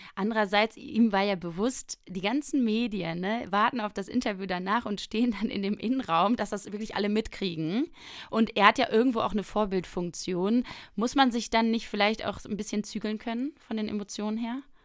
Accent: Rhineland, Germany; als Rheinländerin

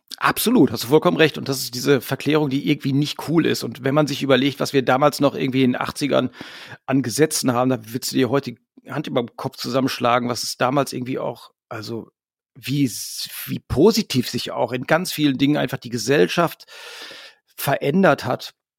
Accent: Hamm, North Rhine-Westphalia, Germany; wir kommen halt alle aus Hamm, wir haben uns in Hamm gegründet irgendwie. Wir sind auch immer wieder hier zurückgekommen

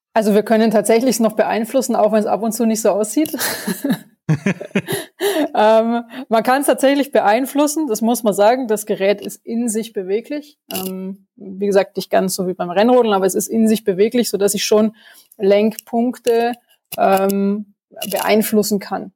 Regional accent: Schönau am Königssee, Bavaria, Germany; Also ich komme aus Berchtesgaden, aus der Schönau

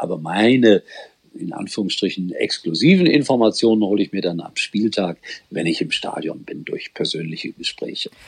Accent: Gelsenkirchen, North Rhine-Westphalia, Germany; ich komme aus dem Ortsteil und äh, bin in der Oberhofstraße 8 groß geworden

